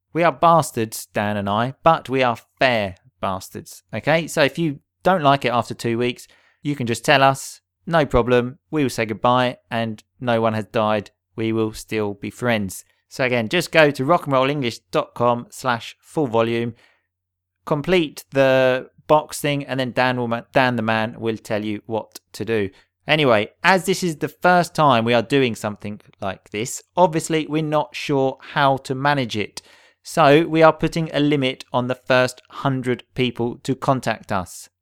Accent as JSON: {"language": "English", "region": "England", "country": "United Kingdom", "tie": "born or raised there", "said": "I grew up in England"}